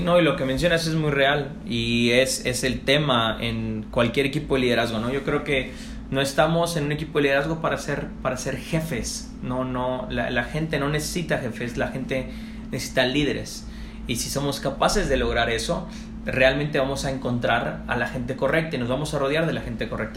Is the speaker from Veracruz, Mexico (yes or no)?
no; Tepic, Nayarit, Mexico; moved away as an adult; also born or lived in Sinaloa; empecé en Tepic, eh, de donde soy originario